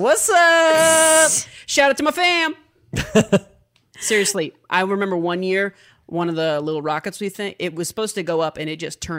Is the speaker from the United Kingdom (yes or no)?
no; Midwest, United States; I'm from the Midwest.